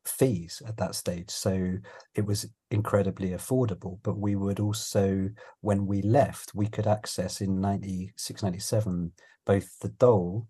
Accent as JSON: {"language": "English", "region": "London", "country": "United Kingdom", "tie": "born or raised there", "also_born_or_lived": "Leeds", "moved": "as an adult", "said": "I was born in London and I'm a very proud Londoner"}